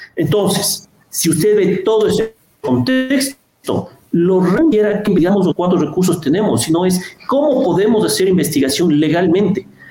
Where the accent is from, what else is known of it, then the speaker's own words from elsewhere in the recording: Ecuador; como ecuatorianos